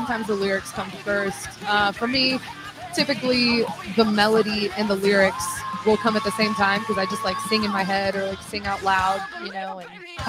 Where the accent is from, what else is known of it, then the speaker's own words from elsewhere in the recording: Missouri, United States; I'm from Missouri.